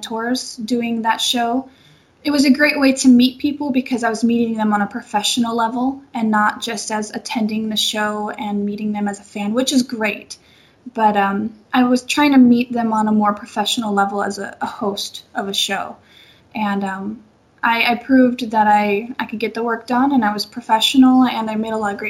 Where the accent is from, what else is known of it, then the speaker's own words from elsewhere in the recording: Seattle, Washington, United States; moved away as an adult; now in Los Angeles, United States; I am from Seattle, Washington